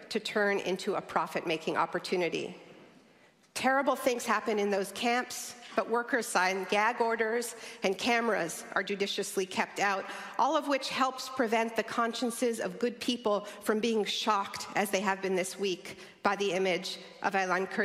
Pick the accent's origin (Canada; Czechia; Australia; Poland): Canada; And I'm a Canadian